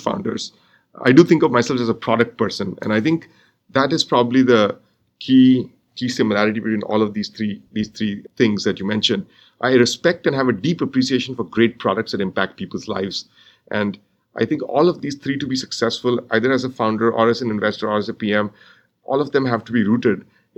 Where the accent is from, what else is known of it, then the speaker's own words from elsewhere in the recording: India; moved away as an adult; now in United States; So I grew up in India, and I got my undergraduate degree in India, and I came to the U.S. for grad school